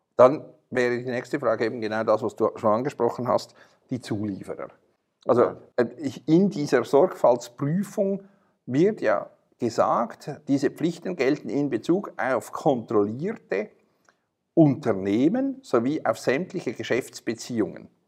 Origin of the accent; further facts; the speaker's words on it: Switzerland; wir als Schweizer